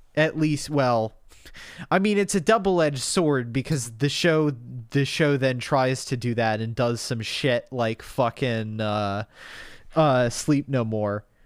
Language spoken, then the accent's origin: English; United States; we're American